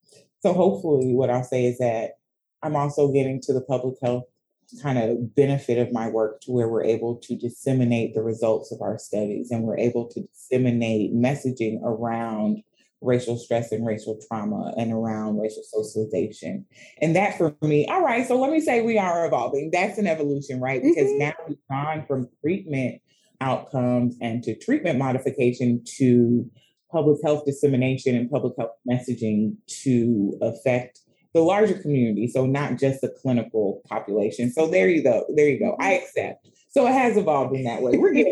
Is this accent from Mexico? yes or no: no; Sierra Leone; Right. So I said I'm from Sierra Leone.